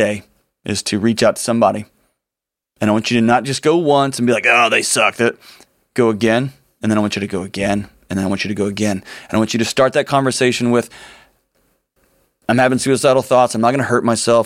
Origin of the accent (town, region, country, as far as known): Nashville, Tennessee, United States; born or raised there